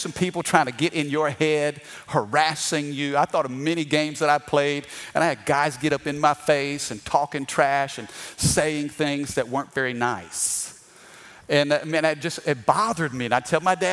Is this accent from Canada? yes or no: no; Missouri, United States; I'm from the Midwest. I'm from the state of Missouri.